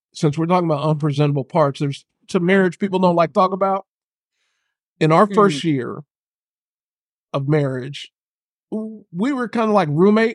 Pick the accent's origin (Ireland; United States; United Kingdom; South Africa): United States; San Diego, California; Jasmine's from Long Beach, from the LBC. I'm from San Diego.